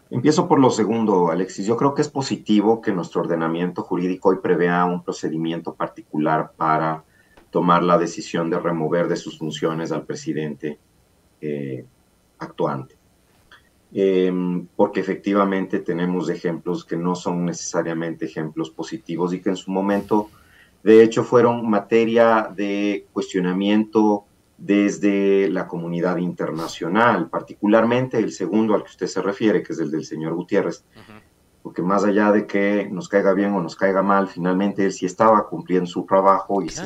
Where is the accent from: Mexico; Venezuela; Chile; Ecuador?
Ecuador